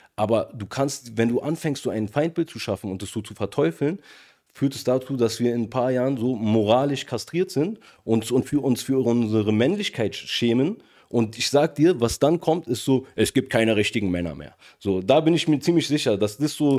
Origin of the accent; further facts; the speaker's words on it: Germany; wo ich tatsächlich einer der einzigen Deutschen war.